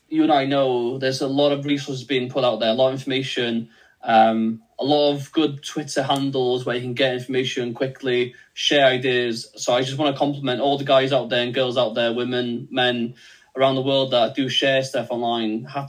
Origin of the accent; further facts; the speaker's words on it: Wales, United Kingdom; first language Welsh; English is a second language; I'm Welsh first language